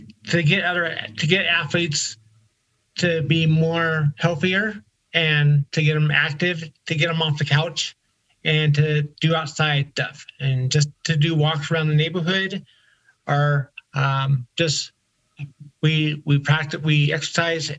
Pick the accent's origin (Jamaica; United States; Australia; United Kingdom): United States; Colorado Springs, Colorado; Colorado Springs, my hometown